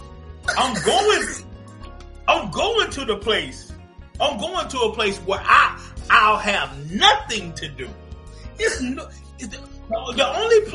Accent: Zebulon, North Carolina, United States; now in Atlanta, United States; we're from North Carolina, Zebulon, North Carolina, to be exact, the zoo, Z-Town, all that good stuff. And we grew up listening to gospel music

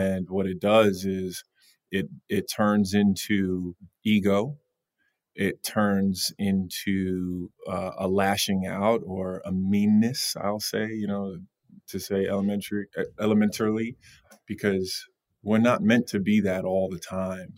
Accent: Long Island, New York, United States; grew up in Long Island.

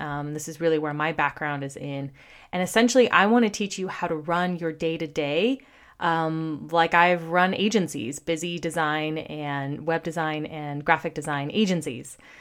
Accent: California, United States; also born or lived in Washington, D.C.; I was born and raised in California. That's where I currently am. We live in Santa Cruz, California.

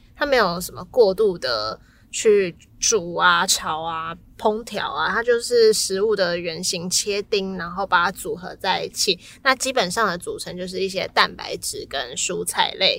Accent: Taiwan; 我台湾人

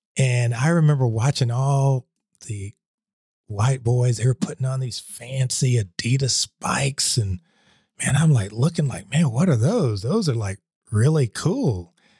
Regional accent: Columbus, Georgia, United States; moved away; also born or lived in Germany; I was at Marshall Junior High School, which is, uh, in Columbus, Georgia

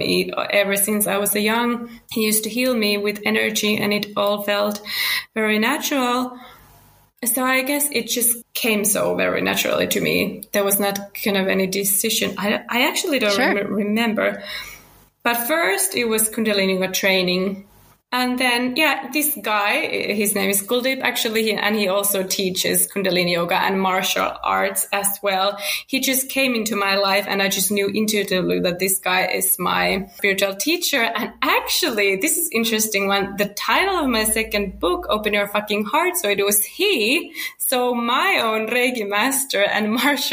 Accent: Finland; English is a second language; now in Spain; I'm from Finland originally, now living in Spain with my family.

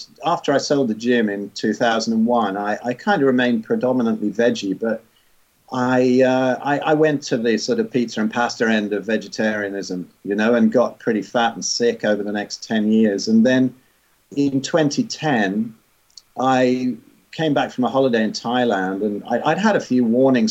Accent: England, United Kingdom; I was born in 62 in England and ended up here up north

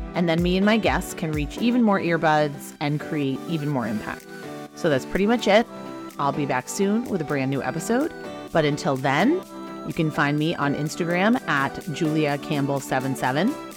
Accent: Beverly, Massachusetts, United States; also born or lived in Wenham, Massachusetts; I'm from Beverly, Massachusetts

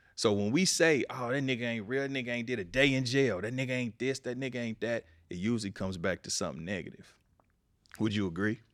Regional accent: Kansas City, Missouri, United States; moved away as an adult; now in Los Angeles, United States; I'm from Kansas City, but I've been out here twenty years

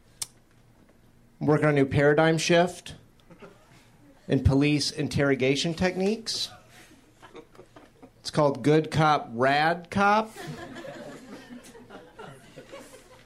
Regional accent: Florida, United States; I'm originally from Florida

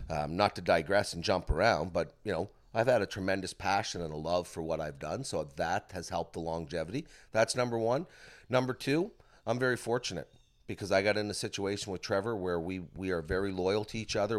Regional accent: Bridgewater, Nova Scotia, Canada; growing up in Bridgewater

